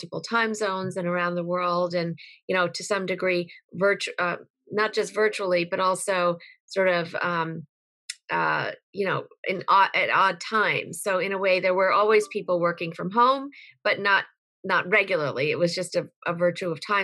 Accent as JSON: {"language": "English", "region": "Connecticut", "country": "United States", "tie": "born or raised there", "said": "I was raised in Connecticut"}